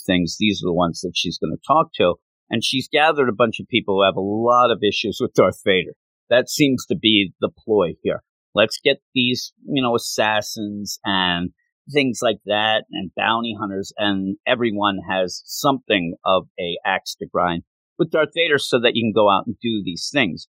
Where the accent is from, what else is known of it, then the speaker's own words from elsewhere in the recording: Quakertown, Pennsylvania, United States; we moved to where we ended up really growing up in Quakertown